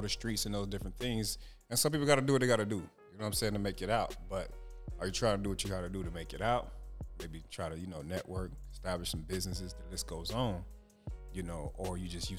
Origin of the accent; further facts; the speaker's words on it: Jamaica; I'm Jamaican